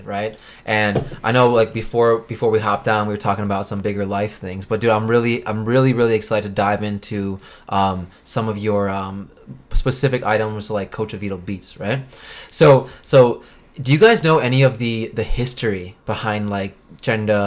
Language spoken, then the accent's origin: English; United States; we're American-born